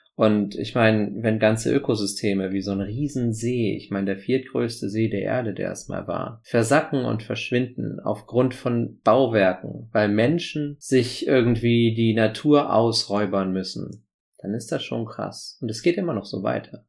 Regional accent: Bremen, Germany; Hier in Bremen, in meiner Heimatstadt

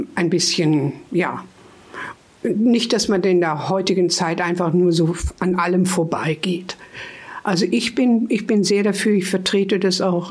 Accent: Hameln, Lower Saxony, Germany; now in Hanover, Germany; wir sind ja aus Hameln und in Hameln hatte Mutti, das haben wir auch in so einer schönen, ruhigen Straße gewohnt

